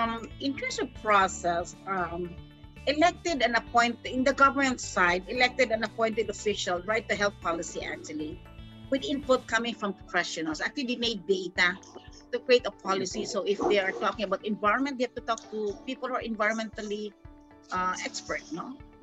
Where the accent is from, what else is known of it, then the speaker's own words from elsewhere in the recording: Philippines; So this is an issue that we're facing as a Filipino. That is a one in our country actually